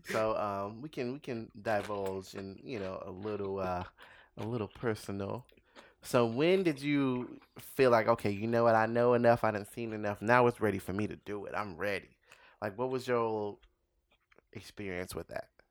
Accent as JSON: {"language": "English", "town": "Los Angeles", "region": "California", "country": "United States", "tie": "born or raised there", "said": "L A, it was out here"}